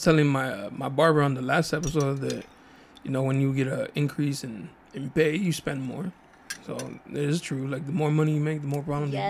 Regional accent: National City, California, United States; also born or lived in Chula Vista; I went to a school here in Chula Vista where I grew up in National City.

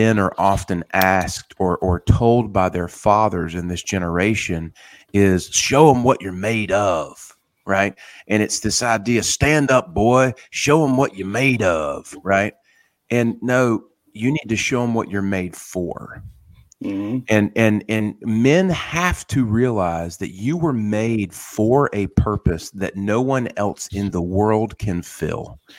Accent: Wilmington, North Carolina, United States; moving to my hometown of Wilmington

